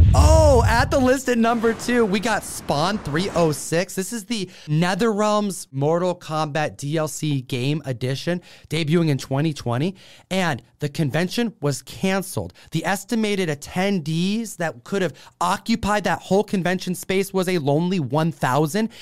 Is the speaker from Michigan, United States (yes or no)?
no; Seattle, Washington, United States; Emerald City's in my hometown